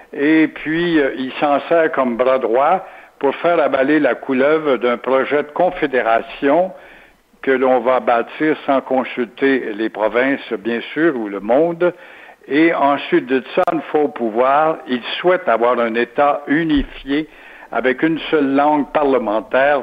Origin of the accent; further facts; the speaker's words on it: Quebec, Canada; quand on est québécois